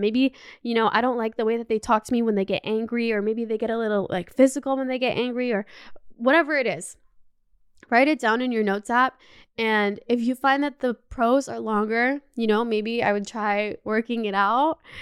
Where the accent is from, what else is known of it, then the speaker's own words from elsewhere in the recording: Canada; also born or lived in Los Angeles, United States; now in Paris, France; I grew up in Canada